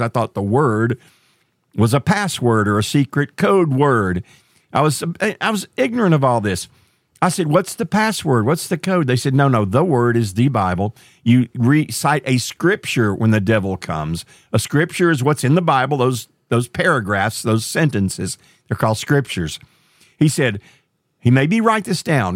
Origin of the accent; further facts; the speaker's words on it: Marshall, Texas, United States; my hometown, a little town called Marshall, Texas